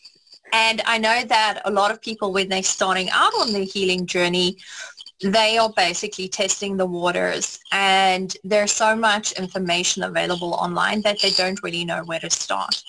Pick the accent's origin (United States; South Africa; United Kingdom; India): South Africa; I grew up in South Africa